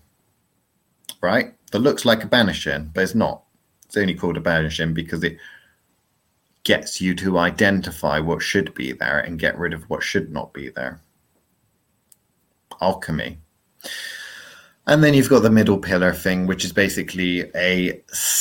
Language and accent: English; England, United Kingdom; I'm English and my English is pretty shit